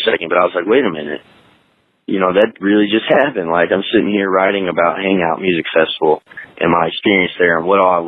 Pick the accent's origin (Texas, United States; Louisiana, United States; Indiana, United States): Indiana, United States; New Albany; I'm from New Albany, Indiana